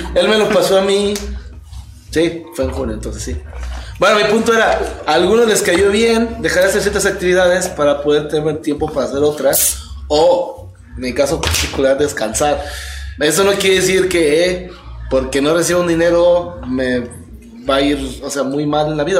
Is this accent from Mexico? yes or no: yes; Mexico; nosotros aquí en México